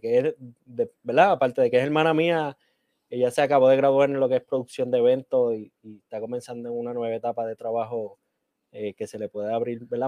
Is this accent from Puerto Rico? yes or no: yes; Puerto Rico; accent: Puerto Rican (English); mi inglés es un inglés puertorriqueño